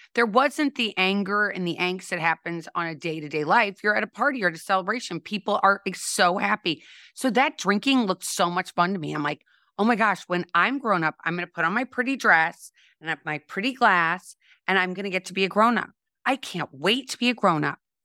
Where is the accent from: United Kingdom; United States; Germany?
United States; St. Louis, Missouri; I grew up in Saint Louis, Missouri, and I always like to say home of Anheuser-Busch